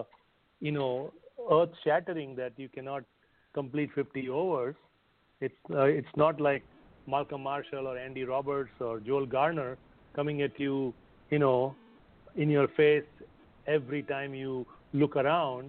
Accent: India; the magnificent West Indies team that I grew up in India watching

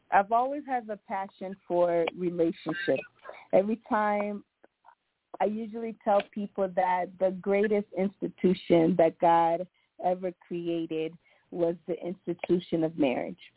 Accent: Monrovia, Montserrado, Liberia; Once again … I am originally from Liberia

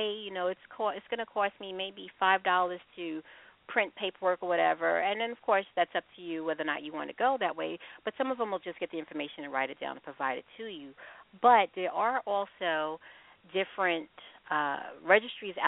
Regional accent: Long Island, New York, United States; I'm from New York. And I'm adopted as well. I was raised on Long Island myself

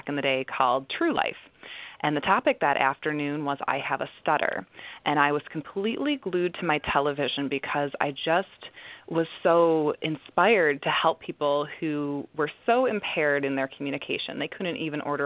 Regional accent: Detroit, Michigan, United States; I grew up in the Detroit area

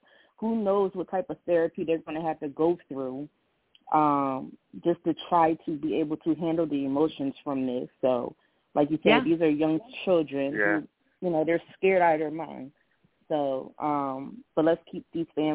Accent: Philadelphia, Pennsylvania, United States; my hometown, Philadelphia

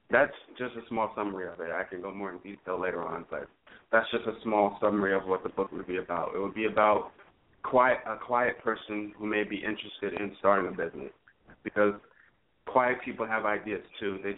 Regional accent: New York, United States; I'm from, I'm from New York

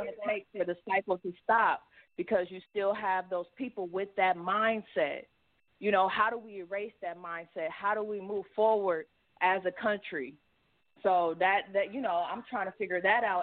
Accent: Cleveland, Ohio, United States; I'm from Cleveland, sports town

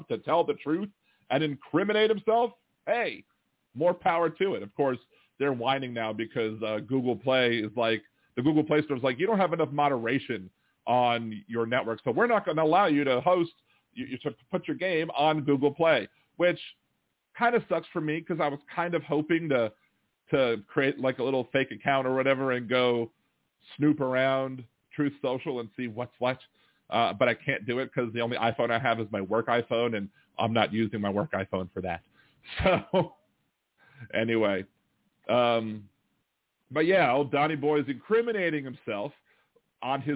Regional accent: Louisiana, United States; I'm from Louisiana. I live in New Orleans

